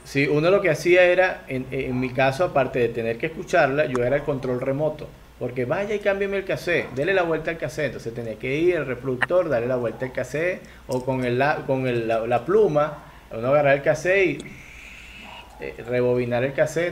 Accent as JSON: {"language": "Spanish", "country": "Venezuela", "said": "Venezuela lo llamamos chinchurria."}